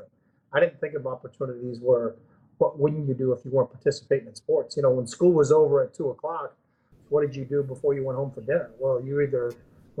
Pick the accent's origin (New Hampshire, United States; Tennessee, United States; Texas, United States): New Hampshire, United States; Manchester; born or raised there; moved away